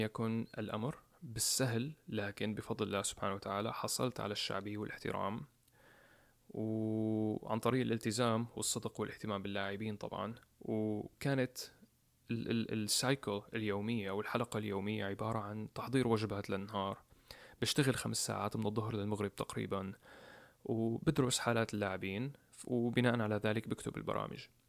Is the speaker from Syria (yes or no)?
yes; Homs, Homs Governorate, Syria; moved away as an adult; now in United States; بمدينة حمص مدينتي الصغيرة